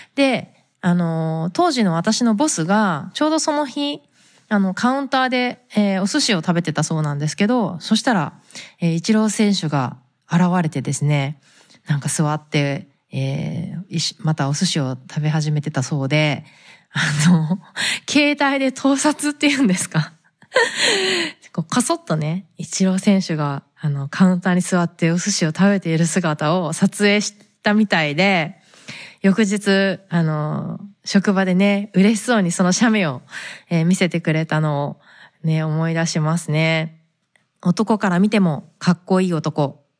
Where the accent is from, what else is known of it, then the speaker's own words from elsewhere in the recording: Fukuoka, Japan; now in United States; 私は福岡出身で